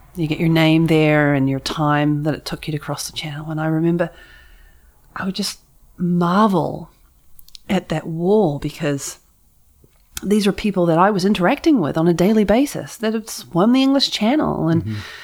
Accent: New Zealand; now in San Francisco, United States; I had my New Zealand flag and everything.

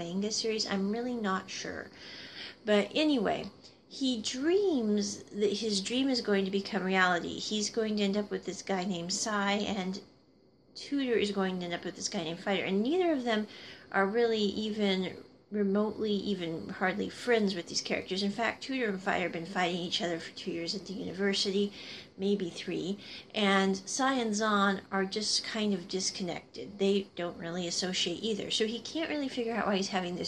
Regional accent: Midwest, United States; I grew up in the Midwest

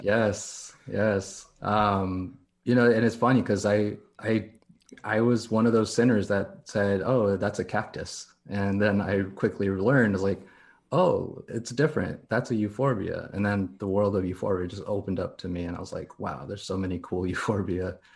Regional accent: Downey, California, United States; also born or lived in La Puente, California / Anaheim Hills, California / Corona, California; now in Long Beach, United States; I'm born and raised here in California

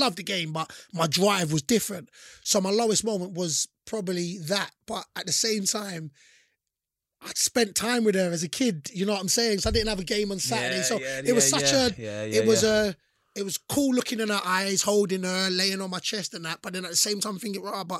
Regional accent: London, United Kingdom; I'm from London

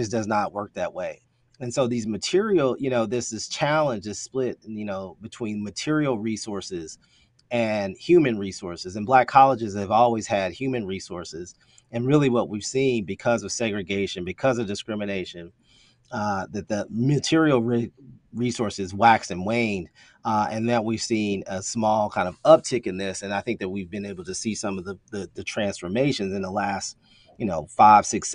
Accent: Lexington, Kentucky, United States; also born or lived in Maryland / Ohio / Boca Raton, Florida; I'm originally a Lexington native, born and raised in Lexington, Kentucky.

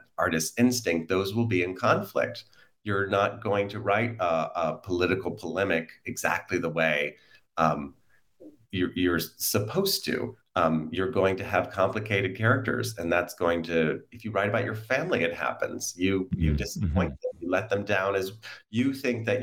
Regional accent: United States; I'm an American

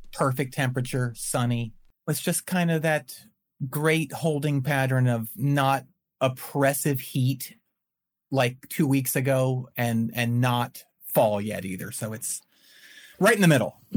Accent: outside of Philadelphia, Pennsylvania, United States; also born or lived in Winston-Salem, North Carolina; now in Chapel Hill, United States; I grew up outside of Philadelphia, about 35 miles in the f- farmlands

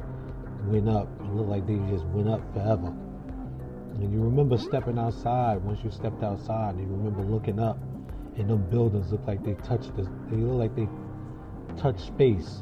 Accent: Jersey City, New Jersey, United States; moved away; I'm originally from Jersey City, New Jersey

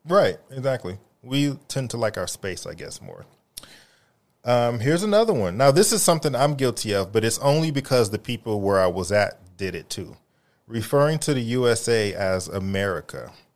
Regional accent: United States; they kept referring to me as the American

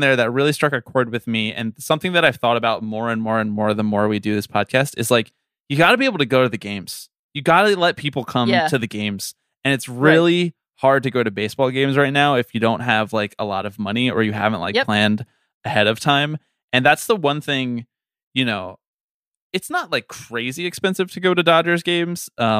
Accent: Philadelphia, Pennsylvania, United States; because I grew up in Philadelphia and then went to college in New York.

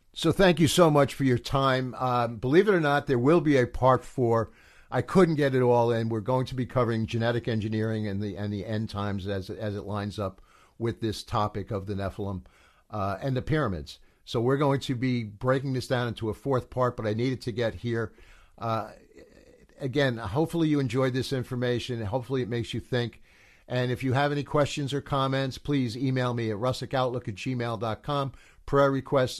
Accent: United States; being an American

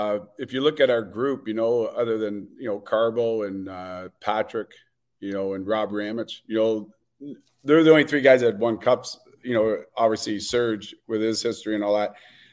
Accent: England, United Kingdom; as an English guy coming to Montreal and being traded for a 50-goal scorer

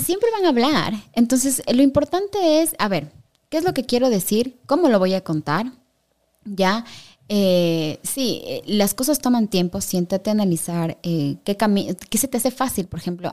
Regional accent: Quito, Pichincha, Ecuador; soy quiteña ya, pues aquí soy así también

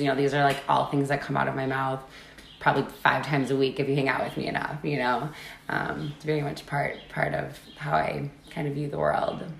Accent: Wisconsin, United States; 70 something Irish and the rest German. Pretty basic Wisconsin. You know, you see that a lot in Wisconsin

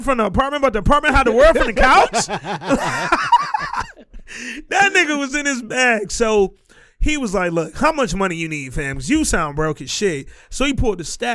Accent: the South, United States; I'm from the South

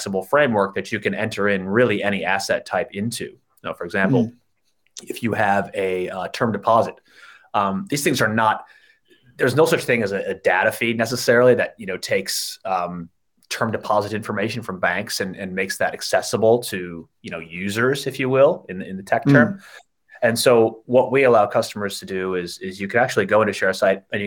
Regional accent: United States; moved away as an adult; now in Sydney, Australia; me as an American

